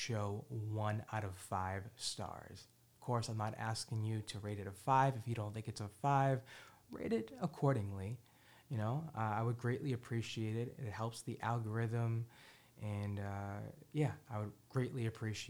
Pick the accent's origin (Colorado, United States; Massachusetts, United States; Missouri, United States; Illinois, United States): Massachusetts, United States; Boston; I was born and raised in Hyde Park